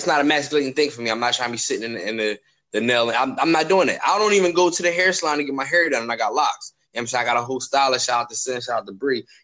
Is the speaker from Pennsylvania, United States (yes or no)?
yes; Philadelphia, Pennsylvania, United States; I'm from Philly